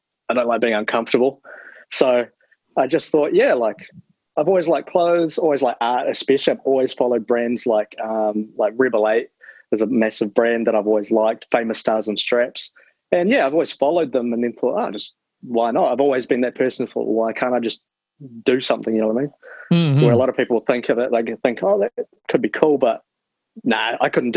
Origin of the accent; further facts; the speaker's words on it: Christchurch, Canterbury, New Zealand; moved away as an adult; now in Timaru, New Zealand; growing up in Christchurch, so I was in the skateboard scene a lot.